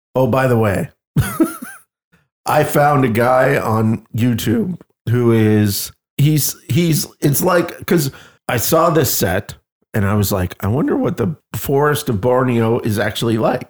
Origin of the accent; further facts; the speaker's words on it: Canada; moved away; near where I came from Canada, there's a little village called Ashton